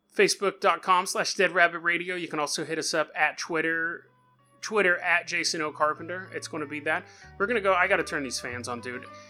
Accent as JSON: {"language": "English", "region": "California", "country": "United States", "said": "I'm from California"}